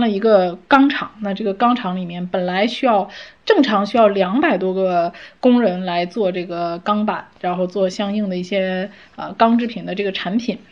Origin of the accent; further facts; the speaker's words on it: China; 我们中国人